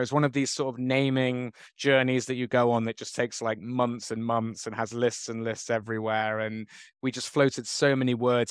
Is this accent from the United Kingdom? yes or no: yes; Bristol, South West England, United Kingdom; moved away as an adult; now in Bangkok, Thailand; I've been in Bangkok for twenty years now. I grew up in Bristol